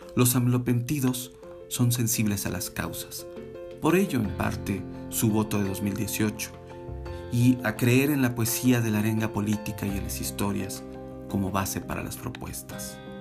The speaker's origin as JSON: {"language": "Spanish", "country": "Mexico", "said": "soy mexicana, mexicano"}